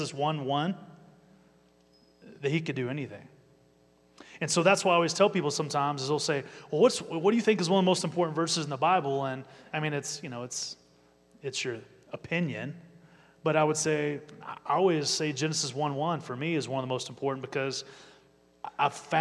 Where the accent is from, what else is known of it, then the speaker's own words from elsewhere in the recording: Amarillo, Texas, United States; moved away as an adult; also born or lived in Philadelphia, Pennsylvania / Colorado Springs, Colorado; I was born and raised in Amarillo, Texas